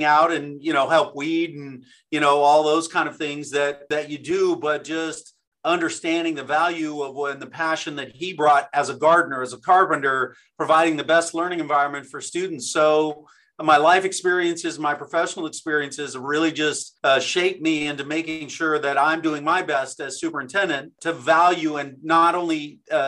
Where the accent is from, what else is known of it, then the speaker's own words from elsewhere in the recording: Downey, California, United States; I was selected as the superintendent of Downey Unified School District. It's my hometown